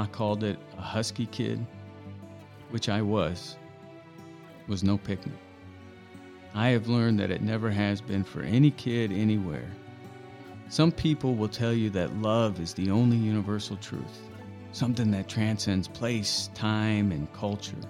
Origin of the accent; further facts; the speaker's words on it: Indiana, United States; moved away as an adult; also born or lived in Los Angeles, California; being born and raised in Indiana, but feeling as if I really grew up in Los Angeles